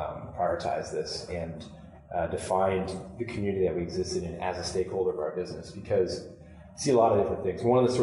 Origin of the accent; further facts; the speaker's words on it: Kitchener, Ontario, Canada; I grew up in Kitchener-Waterloo